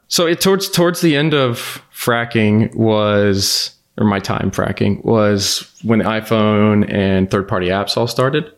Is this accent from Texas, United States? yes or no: yes; The Woodlands, Texas, United States; I grew up outside of Houston